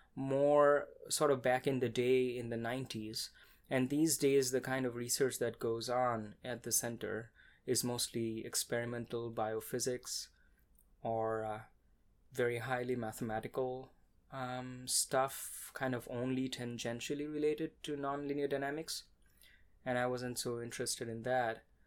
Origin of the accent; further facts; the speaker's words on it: Kolkata, West Bengal, India; moved away as an adult; now in Austin, United States; I was born and raised in India